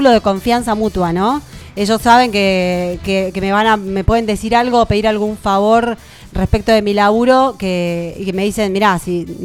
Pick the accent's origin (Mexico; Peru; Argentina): Argentina; Tandil, Buenos Aires Province; ni siquiera estaba yo todavía cuando mis viejos se vinieron a vivir a Tandil, porque a mi papá lo contrataron para jugar en Santa Marina.